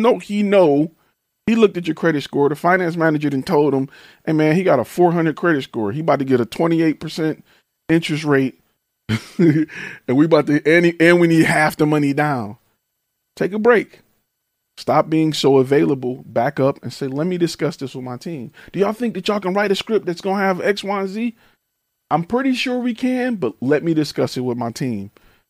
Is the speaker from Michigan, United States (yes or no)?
yes; Detroit, Michigan, United States; I'm from Detroit